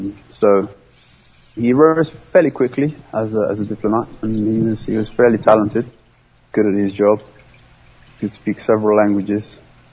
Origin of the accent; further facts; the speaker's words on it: Kampala, Central Region, Uganda; born there; I'll begin with the fact that I was born in Kampala, Uganda, on account of the fact that my father was a diplomat there for the Somali government.